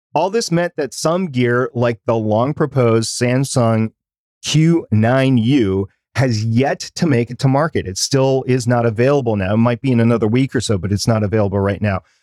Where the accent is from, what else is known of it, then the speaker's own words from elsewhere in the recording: United States; I'm gonna speak as an American